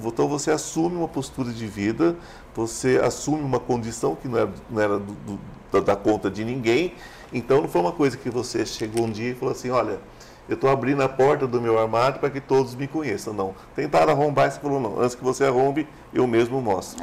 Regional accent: São Paulo, Brazil; eu não sou goiano, sou paulista, mas meu coração é goiano

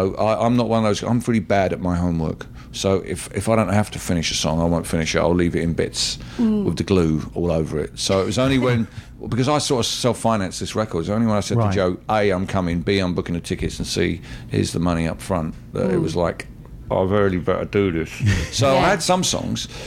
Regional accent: United Kingdom; we in the British Empire

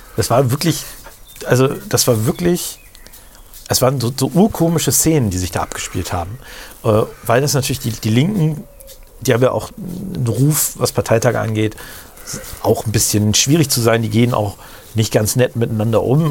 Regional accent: Rotenburg, Germany; im Krankenhaus in Rothenburg mhm. wo ich geboren bin in dem Krankenhaus

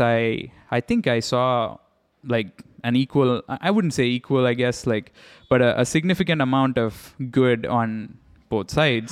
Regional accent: India; I grew up in India

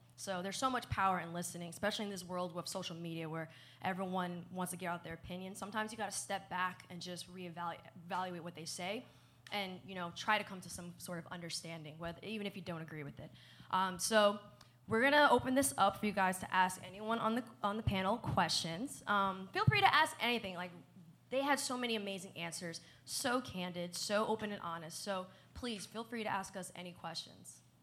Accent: New Jersey, United States; moved away as an adult; also born or lived in Kentucky; I grew up in New Jersey.

